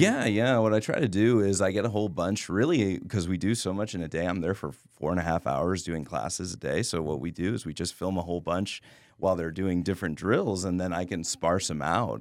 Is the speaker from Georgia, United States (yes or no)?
no; Laredo, Texas, United States; I grew up in Laredo